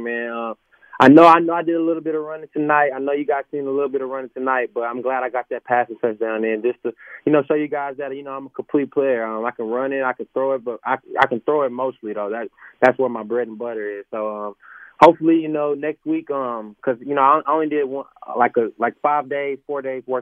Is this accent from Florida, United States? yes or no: no; Dallas, Texas, United States; I'm from Dallas, Texas, first time being out here